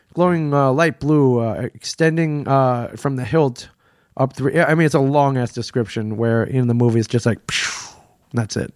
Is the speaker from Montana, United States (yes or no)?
no; Ann Arbor, Michigan, United States; moved away as an adult; now in New Jersey, United States; Ann Arbor, Michigan, where I, where I grew up